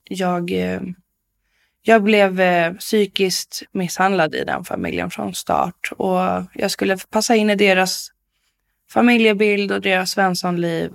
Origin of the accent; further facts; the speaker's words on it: Bålsta, Uppsala County, Sweden; also born or lived in Stockholm; Jag är född i Stockholm, men jag är uppvuxen i Bålsta, eh, i ett familjehem.